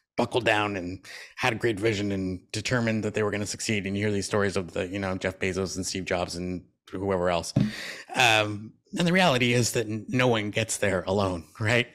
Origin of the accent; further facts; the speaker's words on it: Canada; I was born in Canada